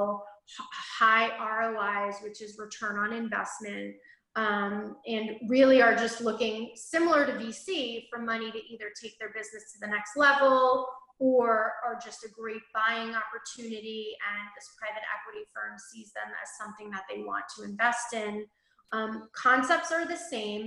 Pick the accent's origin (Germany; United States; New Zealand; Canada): United States; New York; I grew up in right outside of New York City